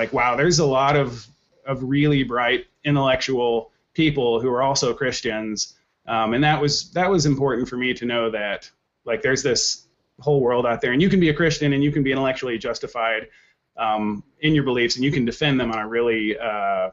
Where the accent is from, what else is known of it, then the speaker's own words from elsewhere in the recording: Oklahoma, United States; now in Minneapolis, United States; I grew up in Oklahoma